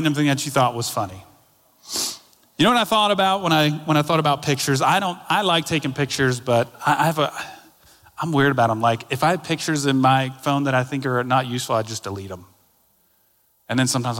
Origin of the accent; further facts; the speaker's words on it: Daytona Beach, Florida, United States; moved away; my hometown of Daytona Beach